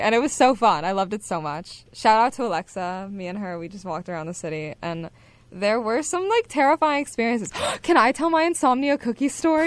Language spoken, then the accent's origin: English; Hershey, Pennsylvania, United States; moved away; my hometown a lot, and like it was such a nice place to like grow up